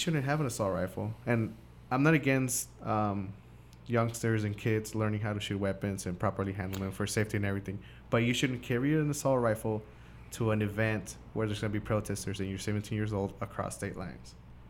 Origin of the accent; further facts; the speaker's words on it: Washington, District of Columbia, United States; Because I say I'm from Washington.